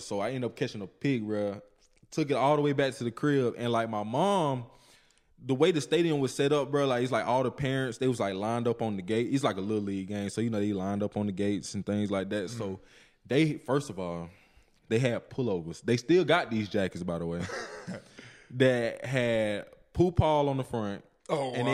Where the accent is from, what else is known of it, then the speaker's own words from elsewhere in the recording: Georgia, United States; moved away as an adult; also born or lived in Arkansas; now in Oxford, United States; my city is the poorest city in Georgia.